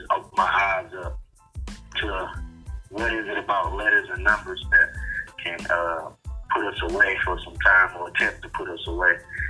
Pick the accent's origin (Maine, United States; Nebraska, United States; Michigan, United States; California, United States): Michigan, United States; Detroit; As you know, man, I grew up in Detroit on the east side.